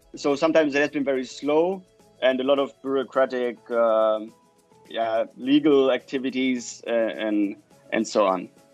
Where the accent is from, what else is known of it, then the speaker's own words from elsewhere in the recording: Germany; moved away as an adult; also born or lived in Chile; now in Copenhagen, Denmark; go back to Germany, uh, to my home country